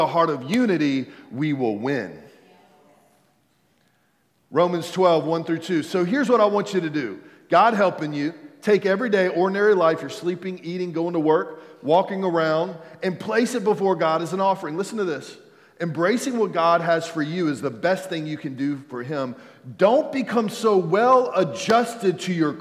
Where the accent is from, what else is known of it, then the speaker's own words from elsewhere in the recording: United States; I'm a believer before I'm American